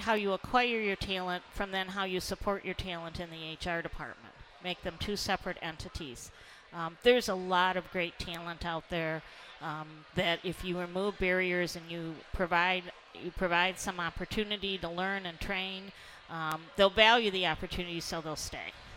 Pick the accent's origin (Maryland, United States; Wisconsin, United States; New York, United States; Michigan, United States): Michigan, United States; Detroit; I grew up in Detroit